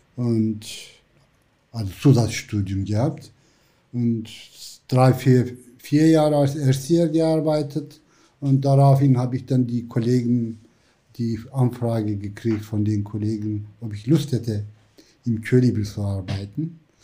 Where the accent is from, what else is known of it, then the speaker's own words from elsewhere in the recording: Black Sea coast, Black Sea Region, Turkey; German is a second language; moved away as an adult; also born or lived in Istanbul / Ankara; now in Hamburg, Germany; ich bin am Schwarzen Meer aufgewachsen